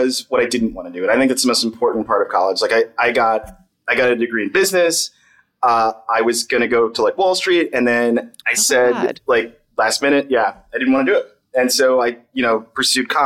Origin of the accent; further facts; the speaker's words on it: the South, United States; moved away as an adult; I was coming from the South.